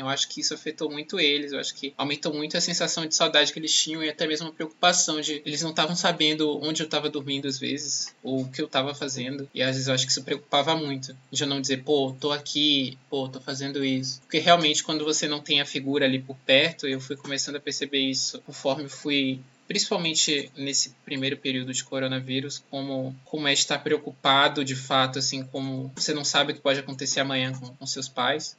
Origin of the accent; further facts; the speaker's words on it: Bahia, Brazil; moved away as an adult; now in São Paulo, Brazil; eu sou baiano, é um rótulo que que, que não me escapa